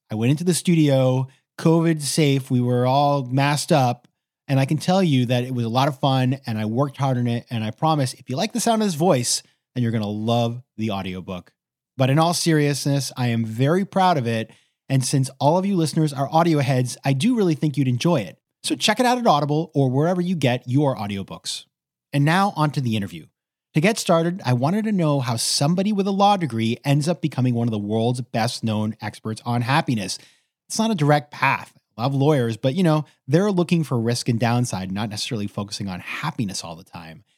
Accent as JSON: {"language": "English", "region": "Maine", "country": "United States", "tie": "born or raised there", "said": "my home state of Maine"}